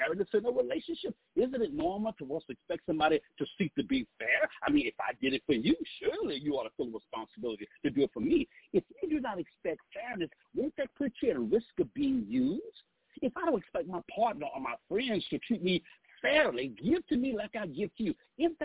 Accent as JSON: {"language": "English", "region": "Southeast Texas", "country": "United States", "moved": "yes", "said": "I'm actually from Southeast Texas"}